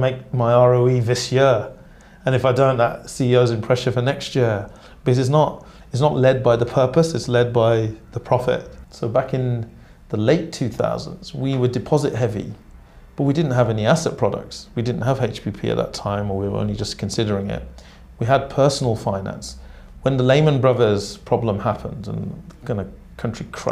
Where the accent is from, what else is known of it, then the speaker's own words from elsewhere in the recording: Birmingham, West Midlands, United Kingdom; I grew up in inner city Birmingham in Small Heath